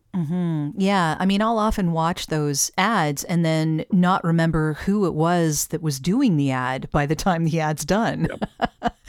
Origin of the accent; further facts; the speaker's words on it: Canada; as a Canadian